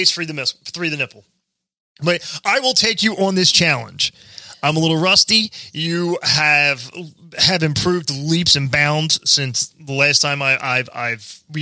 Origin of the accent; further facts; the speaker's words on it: Pennsylvania, United States; We're from Pennsylvania to Hertzville.